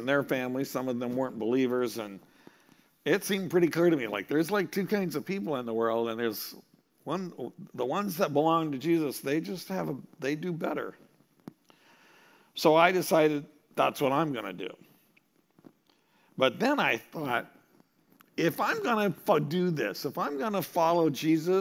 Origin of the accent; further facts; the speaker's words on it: Montana, United States; moved away as an adult; also born or lived in Minnesota; I grew up in Montana